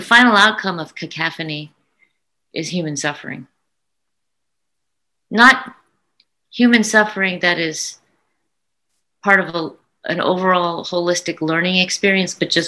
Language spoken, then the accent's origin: English; United States; I'm an American of Indian descent that loves to bring Indian art and Indian concepts to the rest of the world